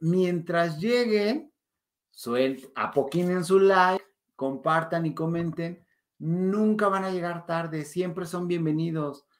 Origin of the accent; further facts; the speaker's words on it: Mexico; nos encanta como mexicanos romantizar